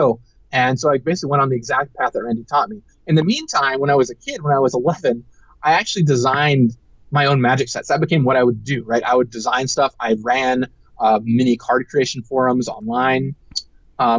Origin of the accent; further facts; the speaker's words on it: Seattle, Washington, United States; I grew up in Seattle